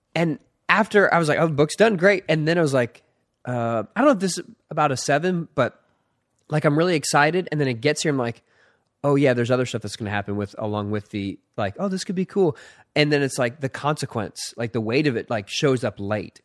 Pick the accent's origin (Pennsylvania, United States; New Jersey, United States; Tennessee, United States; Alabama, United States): Pennsylvania, United States; Philadelphia; I was born in Philadelphia